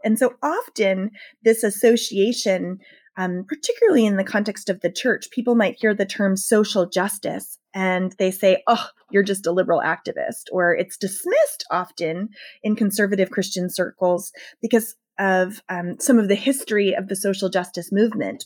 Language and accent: English; rural Southern Maryland, United States; I grew up in rural Southern Maryland, which is very, very very racially divided